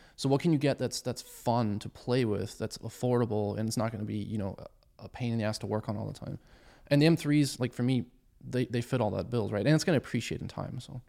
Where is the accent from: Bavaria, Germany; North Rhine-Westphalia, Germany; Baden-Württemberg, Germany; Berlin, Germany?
Bavaria, Germany; moved away; I grew up in Germany originally